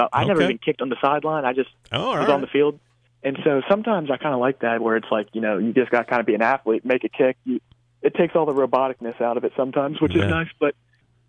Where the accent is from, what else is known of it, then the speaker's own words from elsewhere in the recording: Blacksburg, Virginia, United States; we grew up in Blacksburg, so we went to all the Virginia Tech games